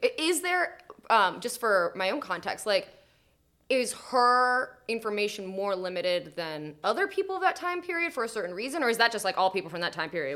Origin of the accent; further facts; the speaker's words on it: Maryland, United States; also born or lived in Eugene, Oregon; I'm from Maryland originally